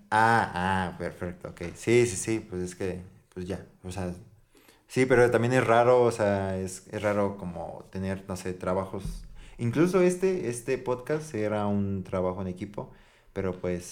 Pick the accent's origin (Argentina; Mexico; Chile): Mexico; San Luis Potosí; somos de San Luis Potosí